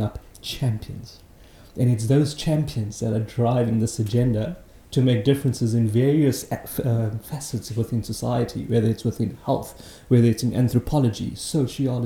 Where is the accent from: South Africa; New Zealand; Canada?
South Africa; Johannesburg, Gauteng; So I grew up in Johannesburg, humble upbringing, working class family